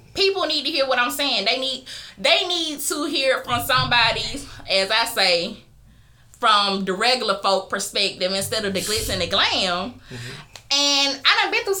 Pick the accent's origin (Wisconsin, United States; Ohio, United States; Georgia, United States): Georgia, United States; Geneva; also born or lived in Columbus, Georgia; I'm really from a small town called Geneva, Georgia. But I lived in Columbus the same amount of time as I lived there